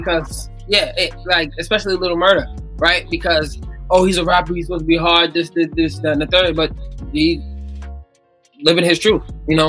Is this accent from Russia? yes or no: no; Jamaica; I'm really just not, because I'm Jamaican.